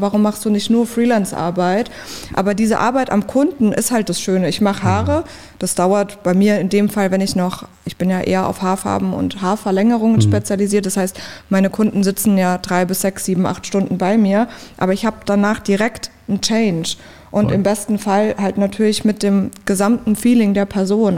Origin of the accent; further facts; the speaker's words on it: a village near Mannheim, Baden-Württemberg, Germany; now in Berlin, Germany; ich komme richtig vom Dorf aus der Nähe von Mannheim